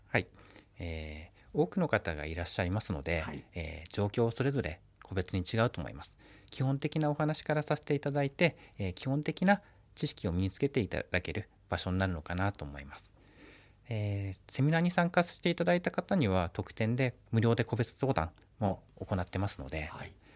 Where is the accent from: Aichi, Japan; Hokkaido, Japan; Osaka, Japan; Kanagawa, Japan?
Hokkaido, Japan; Obihiro; 私は帯広生まれですね